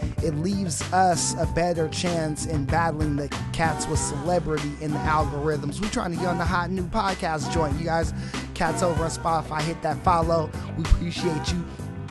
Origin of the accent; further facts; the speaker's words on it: Fresno, California, United States; I am your host from the West Coast, broadcasting the slums. We out here, man. Fresno, California.